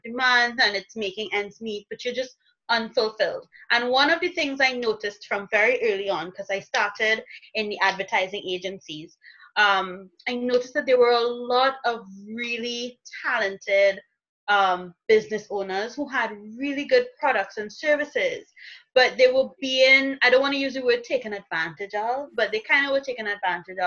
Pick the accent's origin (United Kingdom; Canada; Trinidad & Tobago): Trinidad & Tobago; I am from Trinidad and Tobago